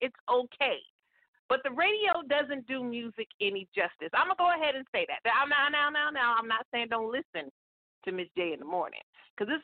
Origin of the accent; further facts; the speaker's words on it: Stockton, California, United States; the radio station in my hometown, Stockton, California